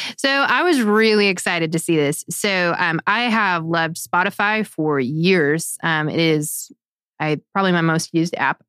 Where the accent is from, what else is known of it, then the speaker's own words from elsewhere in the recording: United States; as an American